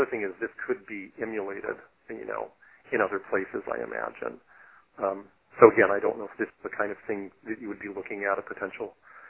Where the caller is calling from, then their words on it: Wisconsin, United States; I'm calling from Wisconsin.